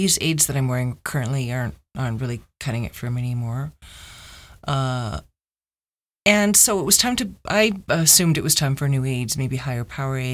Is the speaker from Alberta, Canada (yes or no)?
no; Mississauga, Ontario, Canada; I grew up in Mississauga, Ontario, and I had a pretty regular childhood.